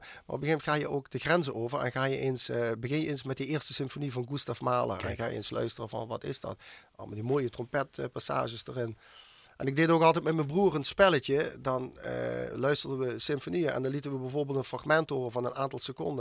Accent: Schimmert, Limburg, Netherlands; het dorp waar ik vandaan kom, het Schimmert

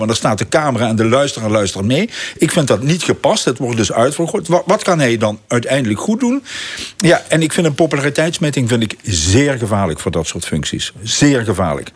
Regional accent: Limburg, Netherlands; wij als Limburgers

